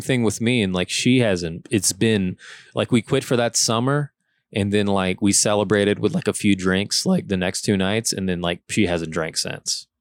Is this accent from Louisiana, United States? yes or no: yes; Lafayette, Louisiana, United States; moved away as an adult; also born or lived in New Orleans; I moved there from Lafayette